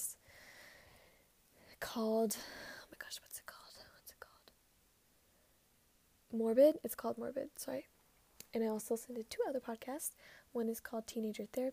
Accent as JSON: {"language": "English", "town": "Dallas", "region": "Texas", "country": "United States", "tie": "born or raised there", "said": "I was born on October 21st, 2003 in Dallas, Texas"}